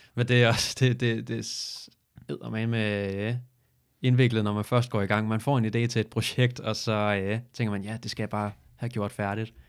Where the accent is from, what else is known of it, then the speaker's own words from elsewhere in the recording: Falster, Zealand, Denmark; Jeg kommer fra Falster